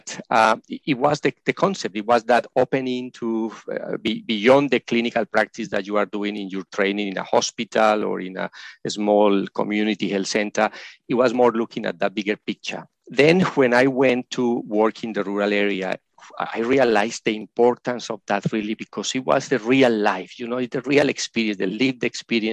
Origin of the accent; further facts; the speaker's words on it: Colombia; moved away as an adult; now in Australia; I am originally from Colombia in South America, and I was trained as a medical practitioner there